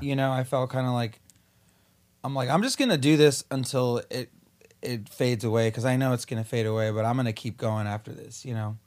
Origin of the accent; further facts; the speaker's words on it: Whittier, California, United States; also born or lived in East Los Angeles; we moved from East L A to Whittier